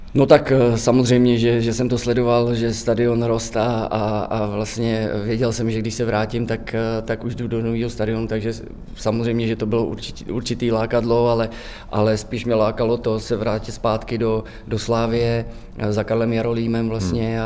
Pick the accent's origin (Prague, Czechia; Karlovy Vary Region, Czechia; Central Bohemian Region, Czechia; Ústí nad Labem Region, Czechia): Central Bohemian Region, Czechia; Divišov; pocházím tady z Divišova, padesát kilometrů od Prahy